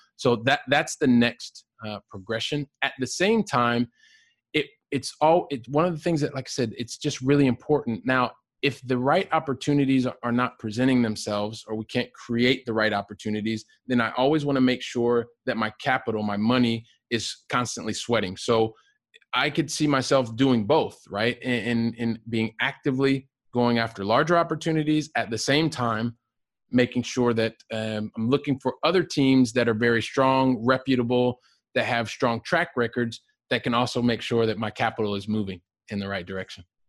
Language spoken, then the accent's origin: English; Ohio, United States; moved away as an adult; also born or lived in Aurora, Colorado / Texas; now in Barcelona, Spain; I grew up in Ohio